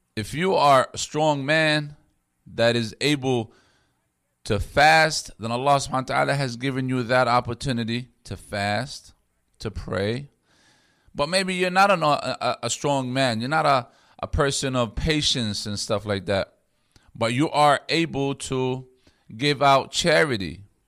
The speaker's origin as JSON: {"language": "English", "country": "United States", "said": "being an American Muslim"}